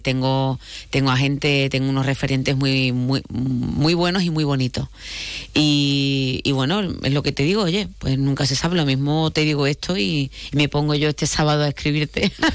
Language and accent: Spanish; Málaga, Andalusia, Spain; soy de Málaga. Vengo de Málaga